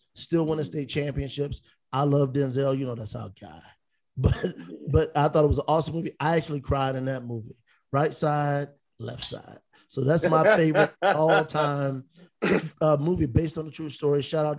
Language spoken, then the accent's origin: English; Virginia, United States; growing up in Virginia.